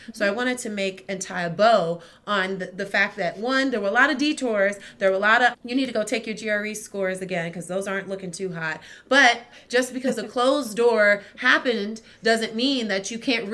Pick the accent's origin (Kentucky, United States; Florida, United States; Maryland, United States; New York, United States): Maryland, United States; I moved back home because I'm originally from Maryland